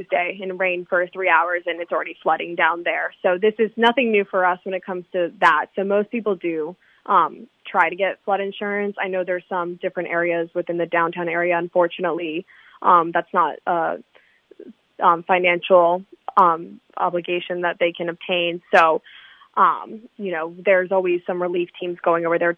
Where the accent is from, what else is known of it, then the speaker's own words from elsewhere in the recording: Baltimore, Maryland, United States; now in Charleston, United States; I'm originally from Baltimore, Maryland